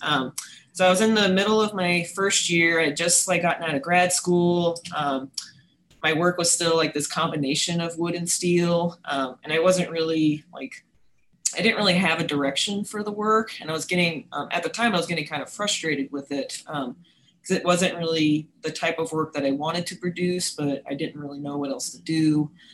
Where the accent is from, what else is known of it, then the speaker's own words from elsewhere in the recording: New York City, New York, United States; moved away as an adult; also born or lived in Westchester County, New York / San Diego, California; now in Starkville, United States; I'm originally from New York City